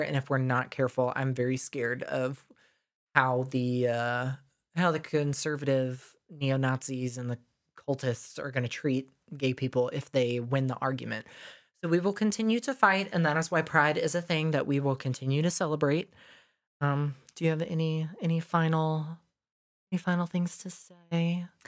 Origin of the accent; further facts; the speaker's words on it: the South, United States; growing up in the South in school